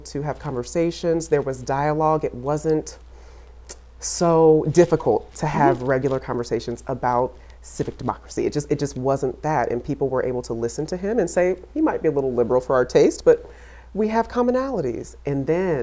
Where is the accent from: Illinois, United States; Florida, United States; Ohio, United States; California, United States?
Illinois, United States; Quincy; also born or lived in St. Louis, Missouri; I am from and of the cornfields.